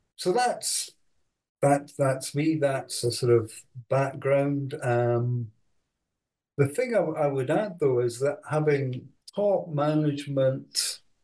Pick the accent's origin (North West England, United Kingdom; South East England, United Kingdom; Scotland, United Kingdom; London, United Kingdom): Scotland, United Kingdom; Edinburgh; also born or lived in Aberdeen; I was born uh, in Edinburgh, went to, to school there, and then uh, went to Edinburgh University